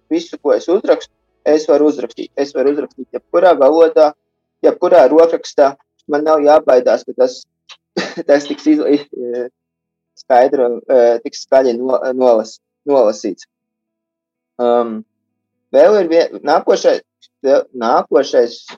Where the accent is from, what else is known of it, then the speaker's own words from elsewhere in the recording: Riga, Latvia; moved away as an adult; also born or lived in near Augsburg, Germany; now in Augsburg area, Germany; Es esmu dzimis audzis Rīgā, bet studiju laikā visu, visi dzīves ceļi veda tālāk no Rīgas